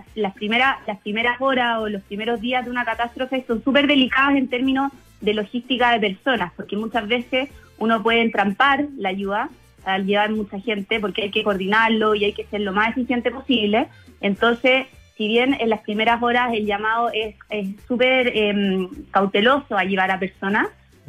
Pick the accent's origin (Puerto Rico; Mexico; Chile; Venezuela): Chile; acá en Chile sacamos lo mejor de, nosotros como chilenos